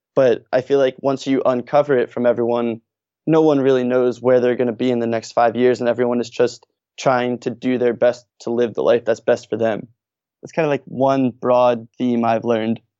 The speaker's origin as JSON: {"language": "English", "town": "Norristown", "region": "Pennsylvania", "country": "United States", "tie": "born or raised there", "also_born_or_lived": "Philadelphia", "said": "I actually grew up outside of Philadelphia in a town called Norristown"}